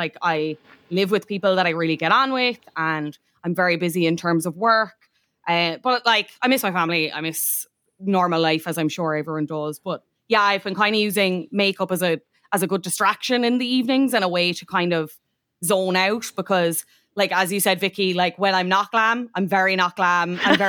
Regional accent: Cork, Munster, Ireland; accent: Cork; Or else they'll say, I don't know where you're from. Where are you from? And then you'll say Cork and then it's like, you've neutraled out a lot. And then I'm like, right, I need to get home ASAP.

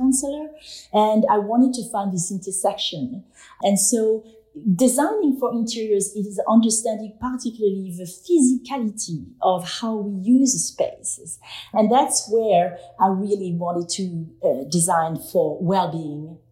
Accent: France; now in New York, United States; I was born and raised in France

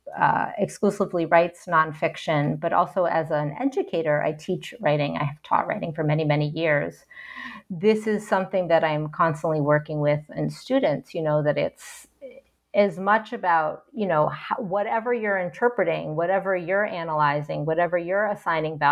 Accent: Ohio, United States; also born or lived in New York / Kolkata, India; now in Great Barrington, United States; I'm American, I'm white, I'm from Ohio

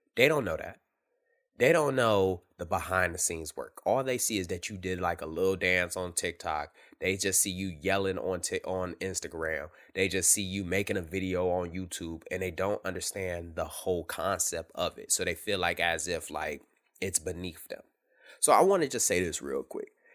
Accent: Detroit, Michigan, United States; I grew up in Detroit

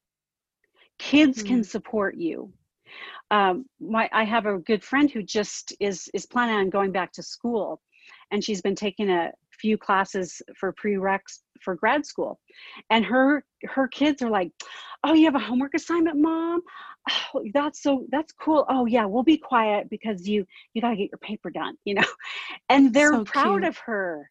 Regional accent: Southern California, United States; moved away; I grew up in Southern California

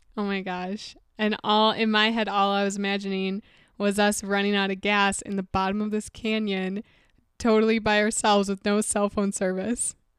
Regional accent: Wisconsin, United States; we're from Wisconsin, so obviously we're used to a bunch of snow

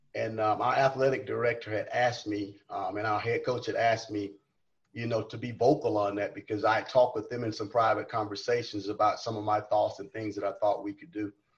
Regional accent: South Carolina, United States; moved away as an adult; now in Lubbock, United States; I'm from South Carolina.

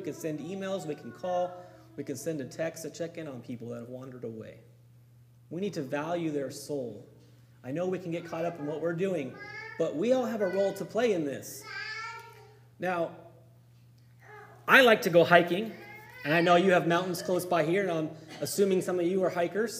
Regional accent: Campo, California, United States; my hometown in Campo, right on the Mexican border

